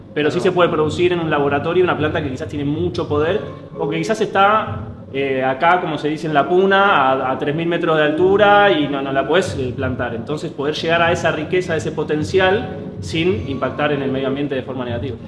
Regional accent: Argentina; Nosotros acá en Argentina

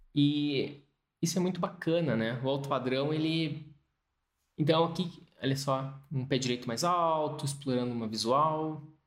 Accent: Brazil; moved away as an adult; also born or lived in England; eu era brasileiro

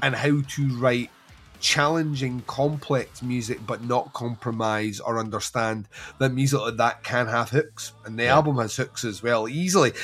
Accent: Scotland, United Kingdom; we're Scottish

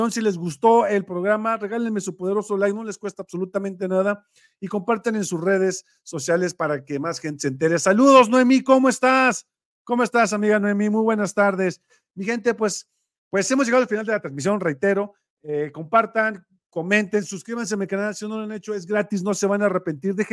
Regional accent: Mexico; Todos debemos de pagar como mexicanos honestos.

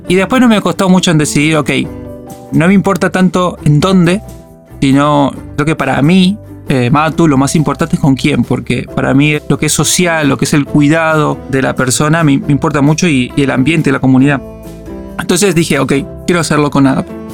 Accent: Argentina; moved away as an adult; now in Málaga, Spain; como argentino

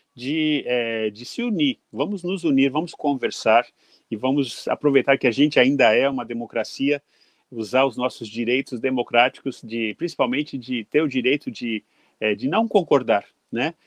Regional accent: Brazil; also born or lived in London, United Kingdom; now in Japan; me senti assim de volta na minha juventude lá no Brasil

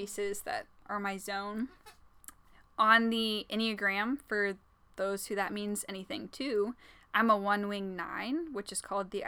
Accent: Indiana, United States; born and raised in Indiana, a Hoosier

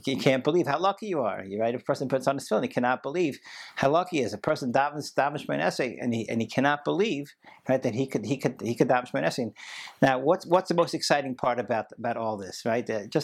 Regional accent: Baltimore, Maryland, United States; growing up in Baltimore and going to JCC 5 out of 7 days a week to play basketball

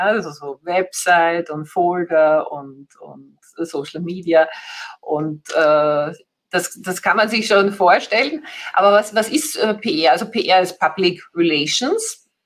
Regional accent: Vienna, Austria; Ich komme eben aus, aus Österreich, aus dem schönen Wien

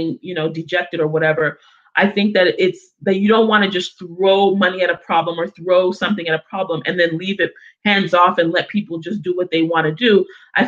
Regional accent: United States; also born or lived in Africa; I grew up in America predominantly

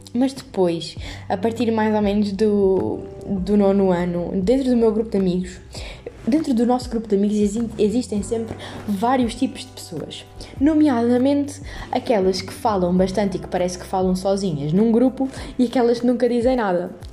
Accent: Montemor-o-Novo, Alentejo, Portugal; moved away as an adult; now in Lisbon, Portugal; sou de Montemoro Novo, uh, para caso não saibam, é no distrito de Évora, uh, e de alentejana

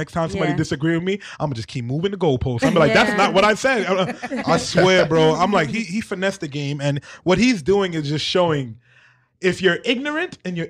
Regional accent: New York City, New York, United States; also born or lived in Staten Island; Guys, I grew up in Brooklyn, correct?

